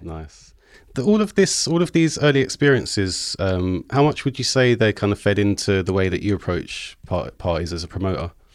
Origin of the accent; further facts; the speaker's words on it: London, United Kingdom; growing up in South